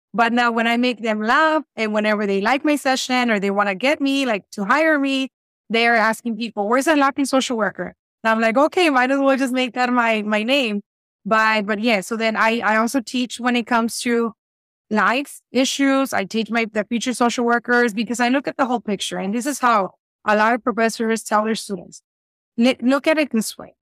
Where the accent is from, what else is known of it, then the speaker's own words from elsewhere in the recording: Reynosa, Tamaulipas, Mexico; English is a second language; also born or lived in South Texas, United States; now in Texas, United States; I am in South Texas, but I'm originally from Reynosa, Tamaulipas, Mexico